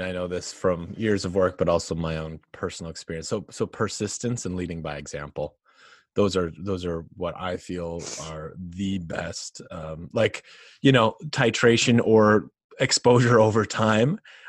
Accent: North Dakota, United States; if I go back to where I grew up in North Dakota and went into the bar, to talk with the dudes there

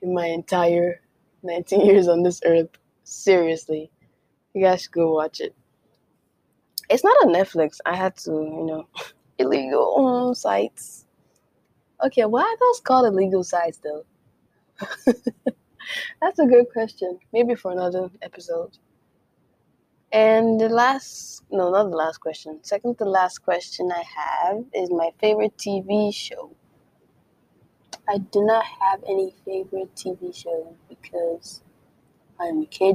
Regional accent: Calabar, Cross River, Nigeria; accent: Nigerian; American; first language Efik; English is a second language; now in United States; I am Nigerian. I was born and raised in Nigeria. And then I moved here to the United States. So I do speak my mother tongue, which is Efik. I am Calabar Cross River babe.

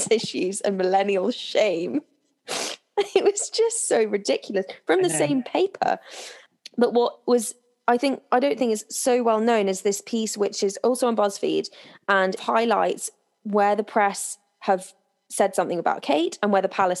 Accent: United Kingdom; me and you growing up in Britain

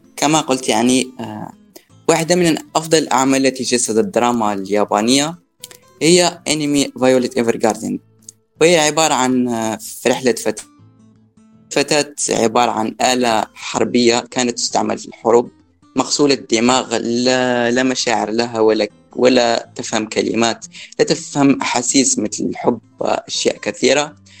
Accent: Algeria; من الجزائر

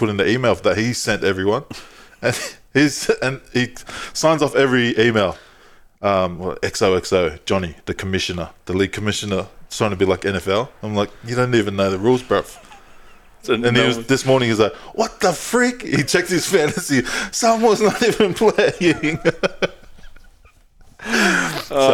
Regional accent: Tonga; I'm Tongan.

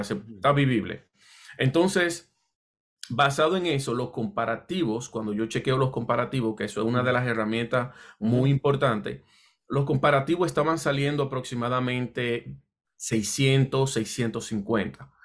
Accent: Dominican Republic; also born or lived in Puerto Rico; now in New Jersey, United States; yo soy de la República Dominicana y llegué un tiempo a vivir en Puerto Rico y de acá vine a New Jersey por una oportunidad de trabajo, ya, ya yo estaba comenzando como a los 20 años.

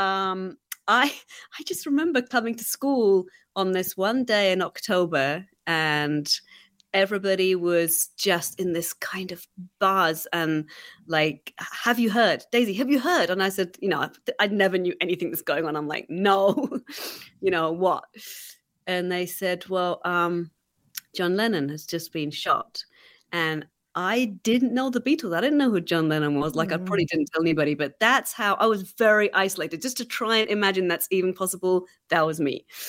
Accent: England, United Kingdom; moved away; growing up in England

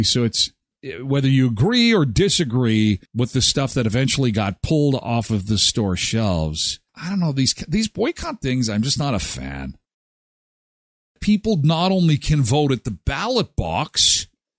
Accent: Canada; also born or lived in Saskatchewan / Brandon; We're from Canada.

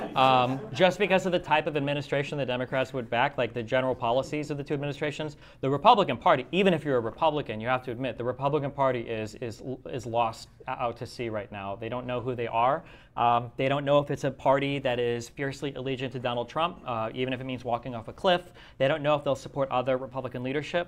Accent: United States; as an American

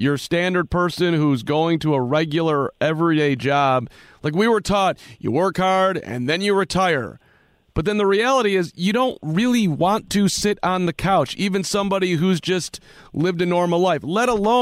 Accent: Chicago, Illinois, United States; I grew up in Chicago

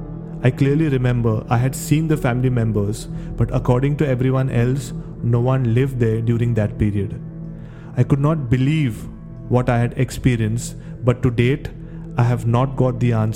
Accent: Mapusa, Goa, India; I grew up in Mapsa, Goa.

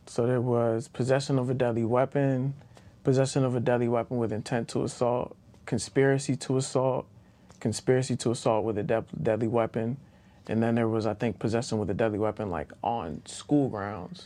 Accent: Baltimore, Maryland, United States; also born or lived in Greensboro, North Carolina; I'm from Baltimore, Maryland

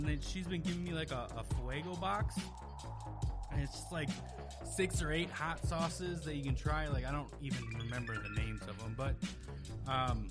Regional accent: Wisconsin, United States; moved away; me growing up in Wisconsin

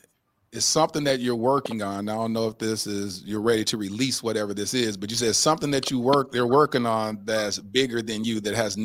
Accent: Dallas, Texas, United States; I was born and raised here, born and raised in Dallas, Texas. So this is home.

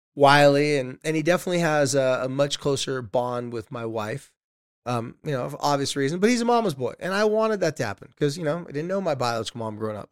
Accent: Carlsbad, California, United States; my hometown's Carlsbad, Legoland's

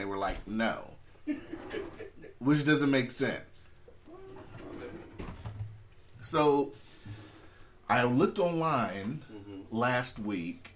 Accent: California, United States; now in Alaska, United States; I was born in California

